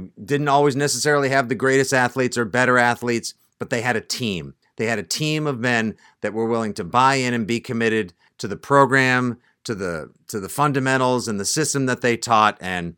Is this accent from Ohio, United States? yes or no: no; Braintree, Massachusetts, United States; their store in Braintree, Mass., my hometown, at the old South Shore Plaza, where I remember working and shopping and going so often in my youth.